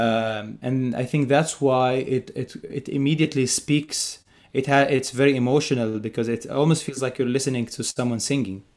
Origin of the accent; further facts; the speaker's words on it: Bethlehem, West Bank, Palestine; moved away; I'm originally from Palestine. I grew up in, uh, in Bethlehem, Palestine, a very historic place.